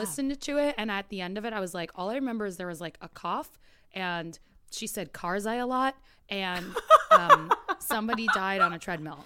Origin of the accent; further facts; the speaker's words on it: New York, United States; I grew up in New York